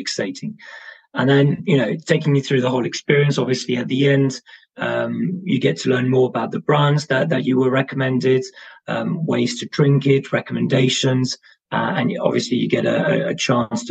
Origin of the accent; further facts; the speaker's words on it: Brussels, Brussels-Capital Region, Belgium; now in London, United Kingdom; I'm based in London. I'm originally from Brussels